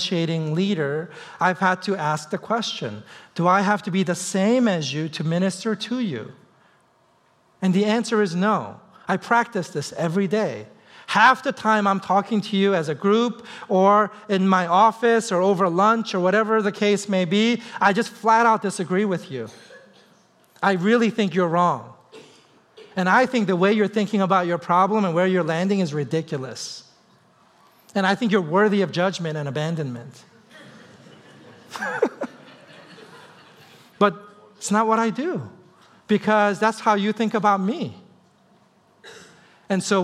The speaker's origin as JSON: {"language": "English", "region": "East Coast", "country": "United States", "moved": "as an adult", "lives_now": "Seattle, United States", "said": "I'm from the East Coast"}